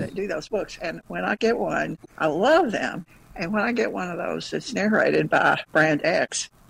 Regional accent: Kentucky, United States; I'm from Kentucky, and maybe I may pronounce it differently than somebody else from another part of the country would

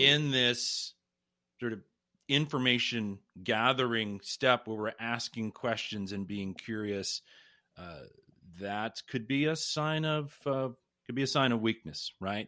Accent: Pittsburgh, Pennsylvania, United States; I'm originally from the Pittsburgh area

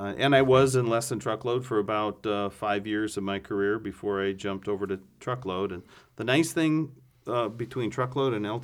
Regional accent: Northeast Iowa, United States; also born or lived in Twin Cities, Minnesota; now in Wisconsin, United States; I grew up in Northeast Iowa, so not too far away.

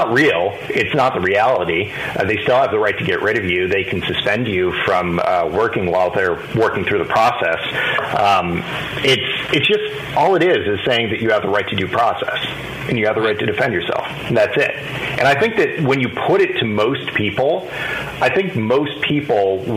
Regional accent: Los Angeles, California, United States; I grew up in Los Angeles

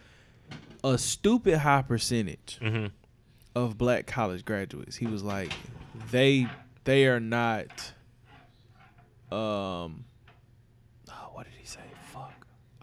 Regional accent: Spartanburg, South Carolina, United States; I'm from Spartanburg, and like a few of my classmates, like we really went to high school together

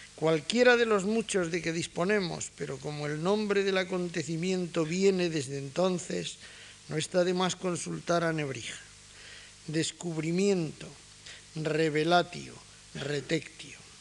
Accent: Granada, Andalusia, Spain; soy granadino como Casares

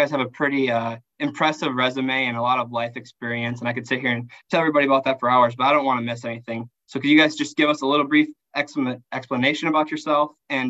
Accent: Willmar, Minnesota, United States; born or raised there

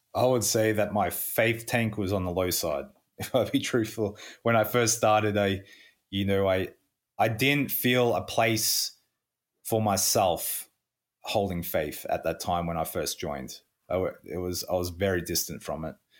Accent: country Victoria, Australia; moved away as an adult; also born or lived in Pacific Islands; now in St. Catharines, Canada; I'm Australian. Born, uh, southeast of Australia, uh, country Victoria

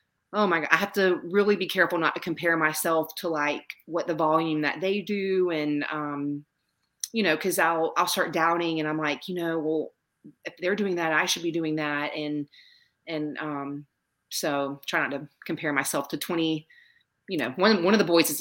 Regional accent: Savannah, Georgia, United States; now in South Carolina, United States; I grew up in Savannah, Georgia, so I went to the beach all the time

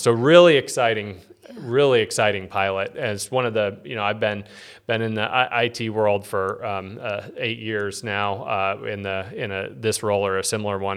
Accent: Peoria, Illinois, United States; I was born here in Peoria

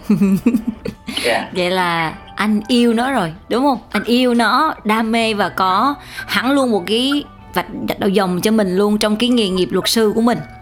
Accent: Central Vietnam, Vietnam; mình là người miền Trung

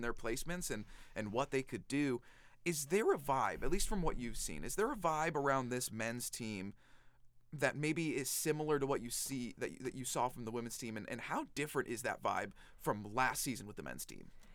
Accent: Raleigh, North Carolina, United States; my hometown of Raleigh, North Carolina

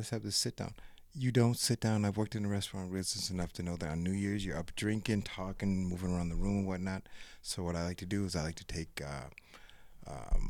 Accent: Midwest, United States; I'm a Midwesterner

